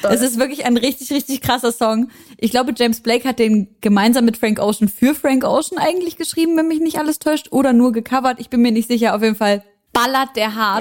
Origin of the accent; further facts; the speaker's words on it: Syria; moved away; aus meiner Heimat Syrien